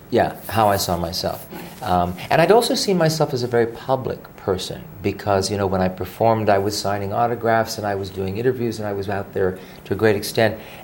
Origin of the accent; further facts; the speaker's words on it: Honolulu, Hawaii, United States; I was born in Honolulu. So I was born on a rock in the middle of the Pacific Ocean